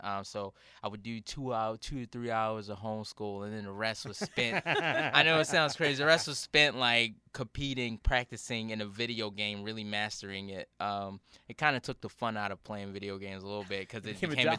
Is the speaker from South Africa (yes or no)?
no; Baltimore, Maryland, United States; I lived in Baltimore my whole life.